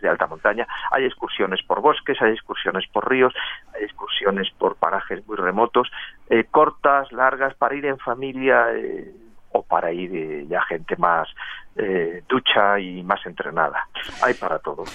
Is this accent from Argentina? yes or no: no; Madrid, Community of Madrid, Spain; soy madrileño y vivo en Madrid